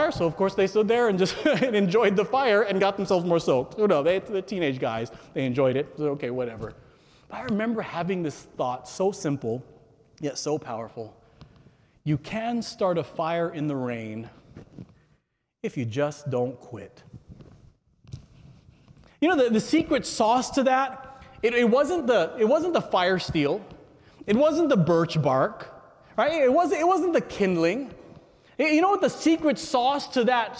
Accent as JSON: {"language": "English", "region": "California", "country": "United States", "tie": "born or raised there", "said": "I'm a native Californian"}